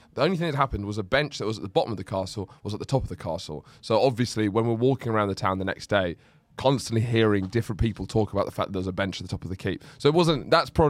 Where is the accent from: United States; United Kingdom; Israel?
United Kingdom; Lewes, South East England; born or raised there